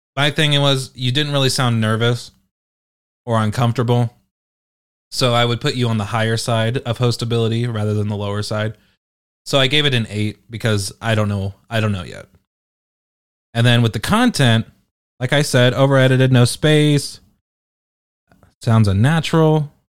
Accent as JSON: {"language": "English", "country": "United Kingdom", "said": "I'm British"}